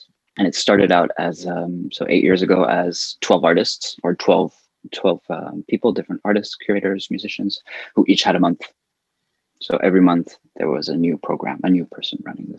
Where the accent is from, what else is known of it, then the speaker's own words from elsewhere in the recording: California, United States; also born or lived in Paris, France; now in Berlin, Germany; I've been in Berlin for 15 years, originally from California. I moved from Paris to Berlin 15 years ago.